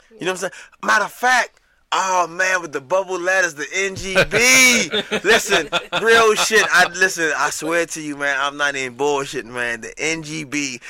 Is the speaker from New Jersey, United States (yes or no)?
no; Georgia, United States; born there; I was born in Georgia, in fact.